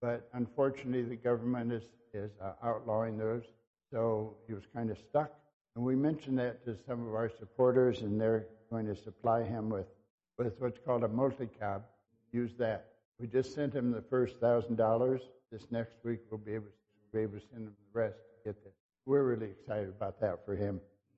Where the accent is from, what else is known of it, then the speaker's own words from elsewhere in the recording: Brazil; because I've been so many places, I grew up in Brazil